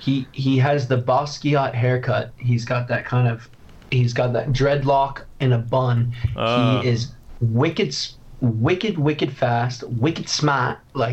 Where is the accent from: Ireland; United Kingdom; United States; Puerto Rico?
Ireland; I know I'm Irish, I carry an Irish passport. I was just in Dublin for 2 months working.